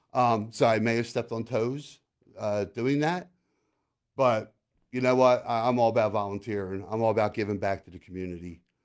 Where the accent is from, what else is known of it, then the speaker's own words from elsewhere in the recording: Collingdale, Pennsylvania, United States; now in Lancaster, United States; I'm a Delco kid. Shout out to Delmar Village in Collindale. Um, growing up in Delco, which is a suburb of Philly